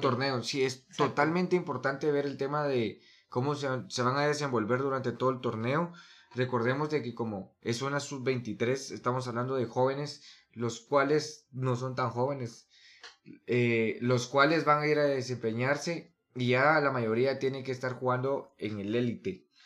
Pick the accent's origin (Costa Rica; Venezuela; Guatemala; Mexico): Guatemala; nos están representando como guatemaltecos